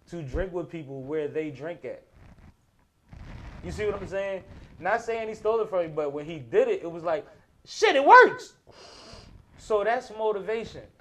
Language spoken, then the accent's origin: English; Boston, Massachusetts, United States; I'm from Boston